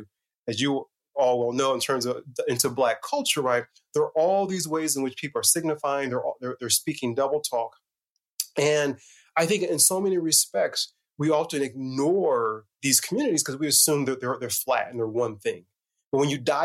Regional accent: Northeast Indiana, United States; I grew up in Indiana, in a small rural town, Northeast Indiana.

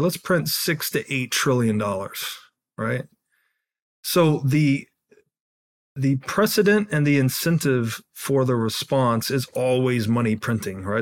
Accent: Tennessee, United States; I grew up in Tennessee

